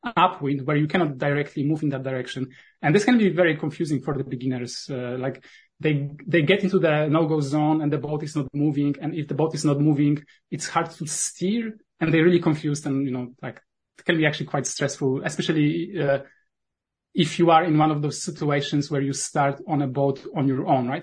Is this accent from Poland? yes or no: yes; Poland; accent: Polish; first language Polish; English is a second language; my native language is polish